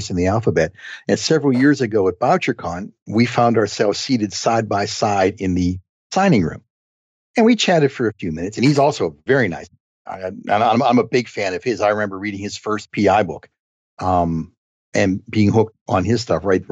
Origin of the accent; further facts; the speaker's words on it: Lower Burrell, Pennsylvania, United States; moved away; also born or lived in New Kensington, Pennsylvania / Arnold, Pennsylvania; I was born in New Kensington, Pennsylvania